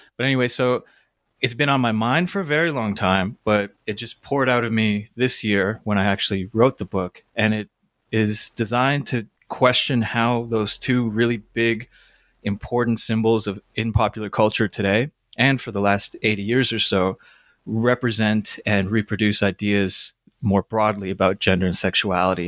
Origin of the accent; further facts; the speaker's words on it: Toronto, Ontario, Canada; I grew up in Toronto